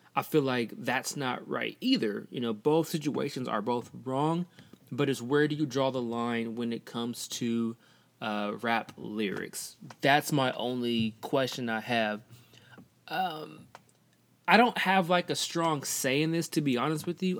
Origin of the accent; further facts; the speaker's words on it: Portland, United States; I'm from Portland, so I mainly, I'm mainly around a lot of white people